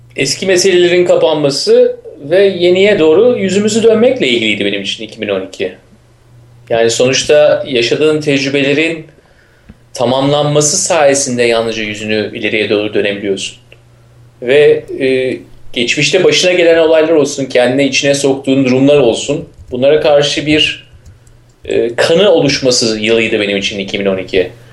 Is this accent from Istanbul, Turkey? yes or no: yes; Istanbul, Turkey; ben İstanbul'luyum